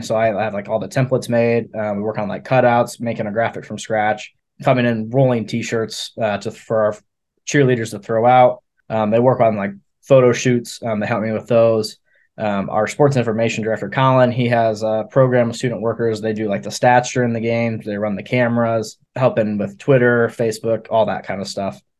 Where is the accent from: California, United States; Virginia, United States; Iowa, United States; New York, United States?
Iowa, United States; Cedar Rapids; moved away as an adult; now in Maryville, Missouri, United States; I'm from Cedar Rapids, Iowa